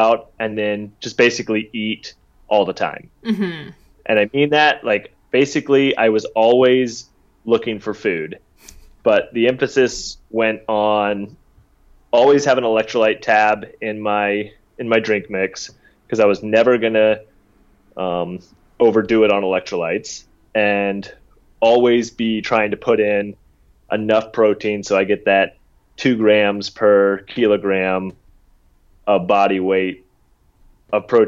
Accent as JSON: {"language": "English", "region": "the South", "country": "United States", "tie": "born or raised there", "said": "I grew up in the South"}